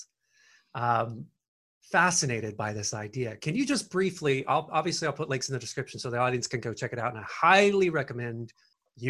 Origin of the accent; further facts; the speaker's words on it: the South, near Nashville, Tennessee, United States; I come from the South and near Nashville, Tennessee.